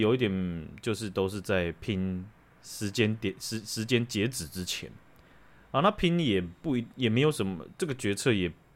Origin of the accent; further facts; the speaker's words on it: Taiwan; 我们这些的台湾的人啊